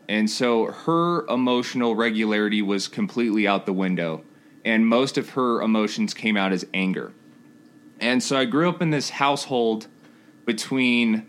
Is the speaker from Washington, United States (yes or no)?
no; Colorado Springs, Colorado, United States; also born or lived in Denton, Texas; I grew up in Texas for about 3 years, and I moved to Colorado Springs